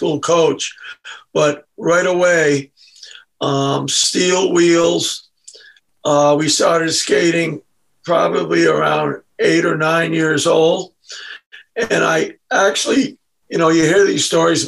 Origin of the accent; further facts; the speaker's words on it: Newport, United States; I was born in Newport